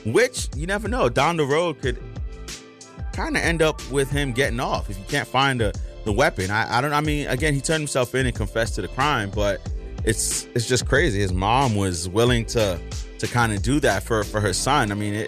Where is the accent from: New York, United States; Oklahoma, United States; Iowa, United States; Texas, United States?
New York, United States; New York City; being a New Yorker, it's such a mind your business place.